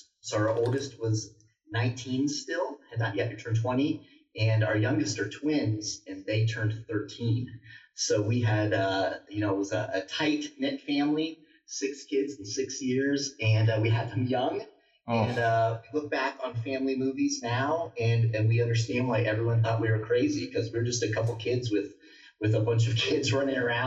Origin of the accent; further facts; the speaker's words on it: Naples, Florida, United States; now in Colorado Springs, United States; So I'm from Naples, Florida. That's where I grew up